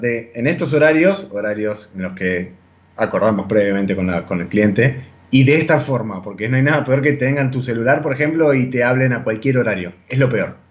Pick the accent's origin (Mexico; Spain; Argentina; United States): Argentina; moved away as an adult; nosotros como latinoamericanos, como argentinos, estamos muy acostumbrados a comer carne de vaca